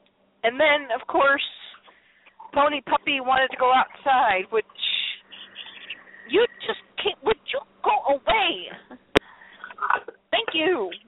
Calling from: Illinois, United States; I was calling from Illinois into New York

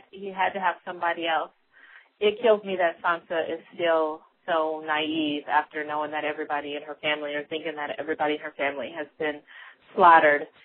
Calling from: Colorado, United States; from Colorado, and I am a new listener.

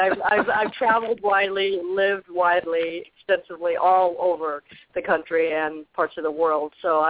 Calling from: Arizona, United States; in Arizona.

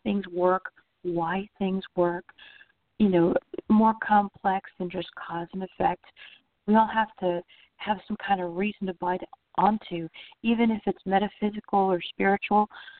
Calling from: Orlando, Florida, United States; I'm calling from Orlando, Florida.

